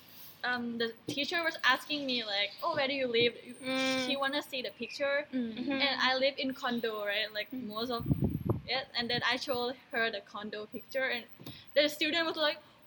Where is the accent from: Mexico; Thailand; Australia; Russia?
Thailand; first language Thai; English is a second language; I'm from Thailand